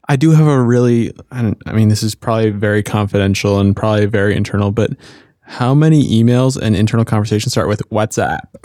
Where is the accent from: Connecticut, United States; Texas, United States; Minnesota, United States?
Minnesota, United States; moved away; I grew up in Minnesota